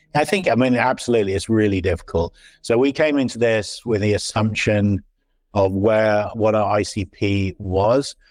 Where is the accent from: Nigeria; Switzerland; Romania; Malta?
Switzerland; also born or lived in London / San Francisco Bay Area; now in Silicon Valley, United States; I moved here eight years ago. Before that, I was in London, and then I was brought up in Switzerland.